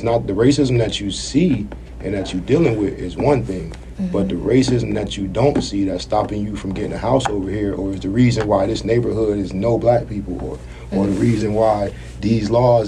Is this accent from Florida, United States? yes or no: yes; Florida, United States; I'm from Florida